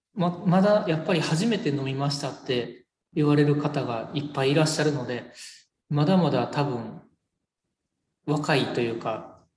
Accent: Tawaramoto, Nara, Japan; 奈良生まれの奈良育ちです、はい、ほとんどずっと奈良にいてます、僕は。

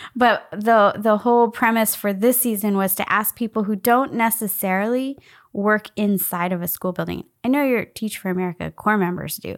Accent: United States; I was born in the United States.

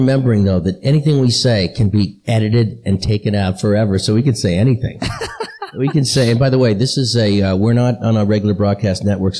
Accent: Boston, Massachusetts, United States; I'm from Boston, and that means I'm a Boston, a Patriots fan, because I'm from Boston

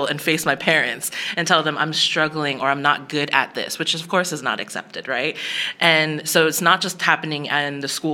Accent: Bergen County, New Jersey, United States; now in Dallas, United States; I grew up in New Jersey, at a suburb of New Jersey

